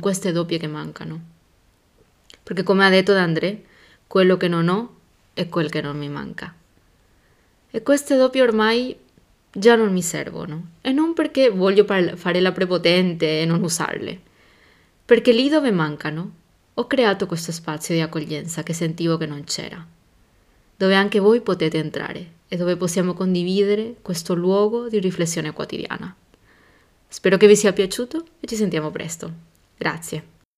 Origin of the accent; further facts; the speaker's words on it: Paraguay; Italian is a second language; moved away as an adult; now in Italy; il mio paese, Porque da dove vengo yo, siamo molto bravi storytellers